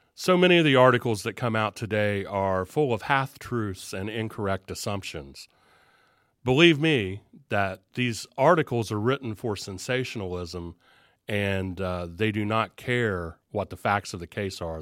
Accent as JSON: {"language": "English", "region": "Southern Ohio", "country": "United States", "accent": "Southern Ohio", "said": "my Southern Ohio accent"}